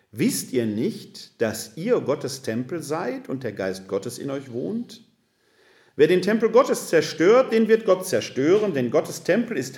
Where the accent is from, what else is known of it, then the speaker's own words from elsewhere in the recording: Essen, North Rhine-Westphalia, Germany; Ich bin ja ein Kind des Ruhrgebietes. Ich komme aus der Stadt Essen, aus Altendorf.